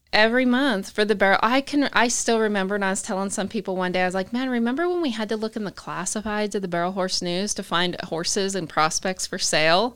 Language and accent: English; Utah, United States; also born or lived in Canada / New Mexico / Southern California; now in Texas, United States; I grew up in Utah